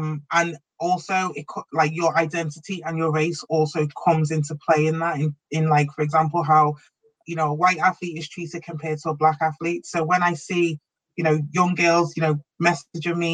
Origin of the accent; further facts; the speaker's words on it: Liverpool, North West England, United Kingdom; growing up in Liverpool, when I trained at Wavertree, there weren't many black people